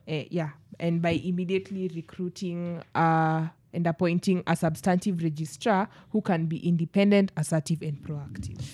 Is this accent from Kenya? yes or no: yes; Kenya; as Kenyans